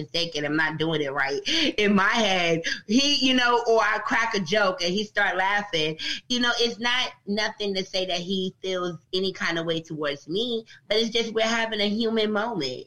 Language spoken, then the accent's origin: English; New York City, New York, United States; moved away as an adult; now in Atlanta, United States; we're from Brooklyn, New York